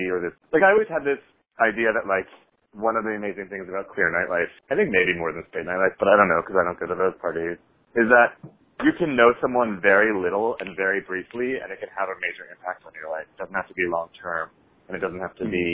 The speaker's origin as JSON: {"language": "English", "area": "Long Island", "region": "New York", "country": "United States", "tie": "born or raised there", "moved": "as an adult", "lives_now": "San Francisco, United States", "said": "I grew up on Long Island"}